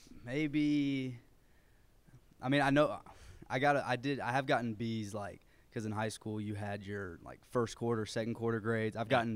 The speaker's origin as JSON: {"language": "English", "town": "Muncie", "region": "Indiana", "country": "United States", "tie": "born there", "also_born_or_lived": "Chattanooga", "moved": "yes", "lives_now": "Lebanon, United States", "said": "I was born in Muncie, Indiana"}